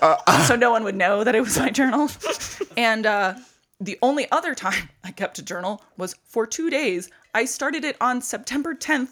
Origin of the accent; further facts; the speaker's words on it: New York, United States; I always told all the Europeans that I was from New York, and they said, they called me Big Apple Girl.